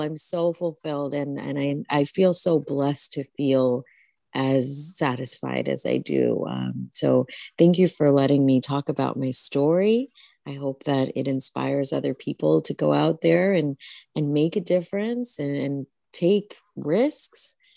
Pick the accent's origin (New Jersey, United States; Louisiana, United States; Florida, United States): New Jersey, United States; the Bengali community that I grew up with in New Jersey was so supportive